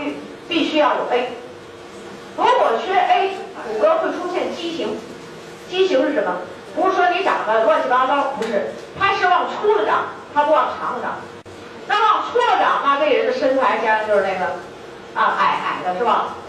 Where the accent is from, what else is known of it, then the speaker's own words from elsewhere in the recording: China; 我们中国人的龋齿发生率在两千年以后的统计是百分之七十八点多